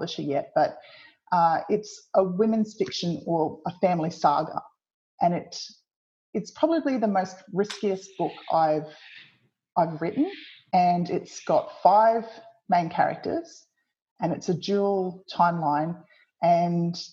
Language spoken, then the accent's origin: English; Tasmania, Australia; I was born in Tasmania